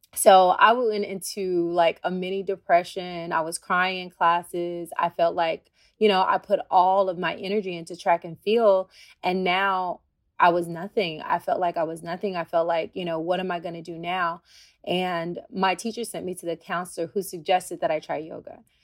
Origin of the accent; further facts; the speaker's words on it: Tennessee, United States; moved away; I'm a country girl. I'm from Tennessee